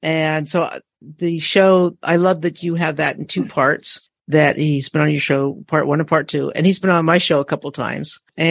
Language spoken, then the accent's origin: English; Northern California, United States; And as a Californian, I know you laugh at us and what we think is cold weather. And we, in us Northern Californians